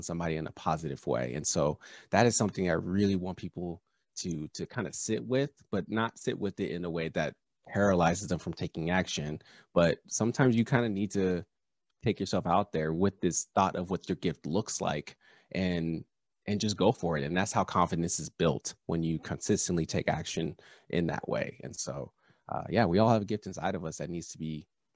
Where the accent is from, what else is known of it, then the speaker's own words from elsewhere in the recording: Southern California, United States; I grew up in Southern California.